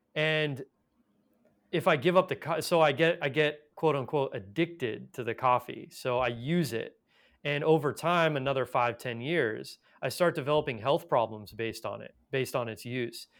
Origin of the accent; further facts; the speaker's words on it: Los Angeles, California, United States; I was born in Los Angeles